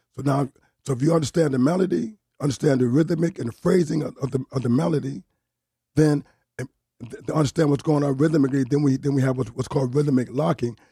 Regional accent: New Haven, Connecticut, United States; moved away; also born or lived in Bronx, New York; I was born and raised in New Haven, but I lived thirty-something years in the, in the, in the Bronx

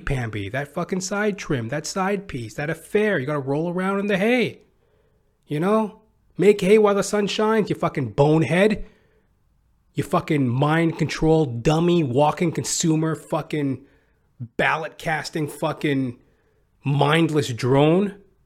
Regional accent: Canada; being Canadian

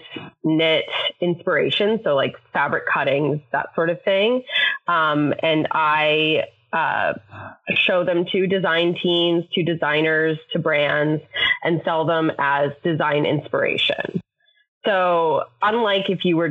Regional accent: Canada; moved away as an adult; now in United States; I'm Canadian, so I was here on a visa

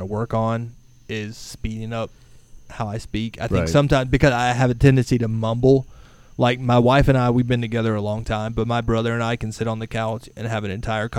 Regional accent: Alachua County, Florida, United States; accent: southern; also born or lived in Lake City, Florida / Gainesville, Florida; I'm from Florida. I was born and raised in for the most part, Alachua County

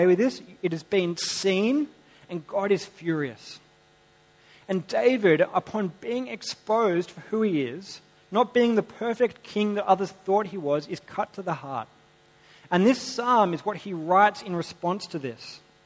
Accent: Sydney, New South Wales, Australia; I grew up in Sydney.

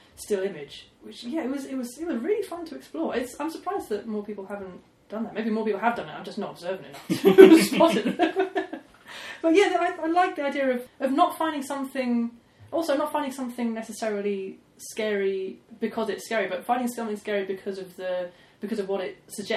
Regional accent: Basingstoke, South East England, United Kingdom; growing up outside of Basingstoke

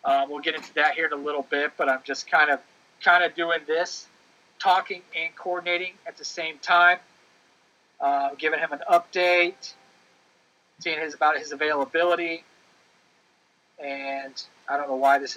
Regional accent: Ohio, United States; moved away; also born or lived in Chicago; I was born in Ohio

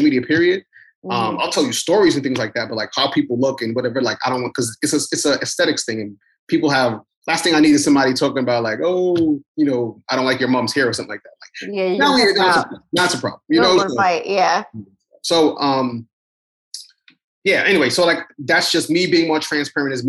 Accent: New York City, New York, United States; I come from Brooklyn. Like, you know, we're in New York City, period. You just are raised to be tough and guarded

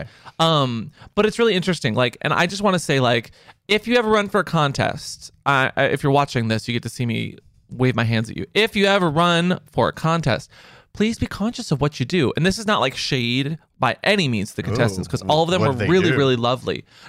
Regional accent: Texas, United States; I came all the way from this city out in the middle of Texas. Like I came from Lubbock. I came from Dallas.

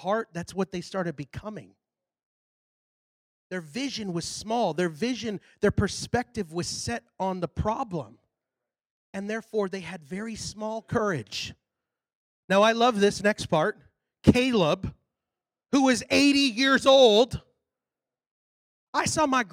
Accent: Texas, United States; I'm from Texas.

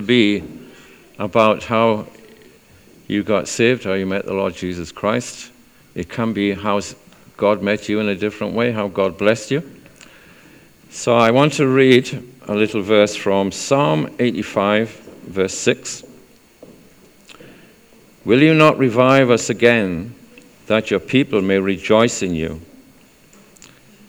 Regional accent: South Wales, United Kingdom; moved away as an adult; also born or lived in Chester; I'm from South Wales.

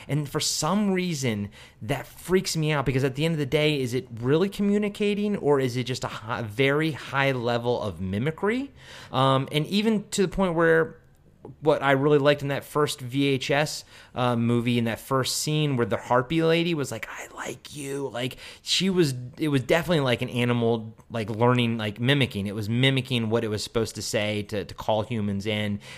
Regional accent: United States; I grew up outside of D C

